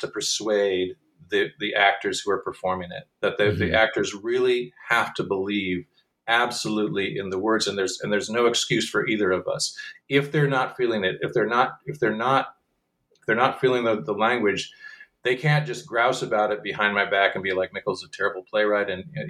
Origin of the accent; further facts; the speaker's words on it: Michigan, United States; now in Chicago, United States; Well, I'm from Michigan, and most of the company is from the Midwest.